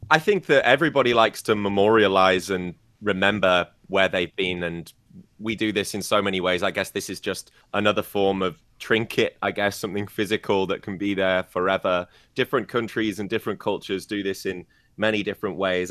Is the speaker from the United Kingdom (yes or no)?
yes; United Kingdom; moved away as an adult; now in China; my home country in the U K